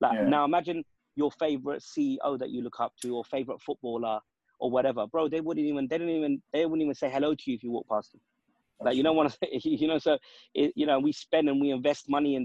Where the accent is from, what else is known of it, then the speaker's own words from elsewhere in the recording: United Kingdom; we're British-born lads